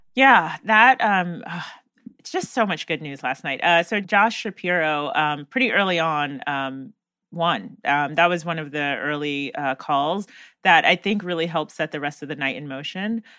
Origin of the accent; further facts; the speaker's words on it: North Carolina, United States; my home state of North Carolina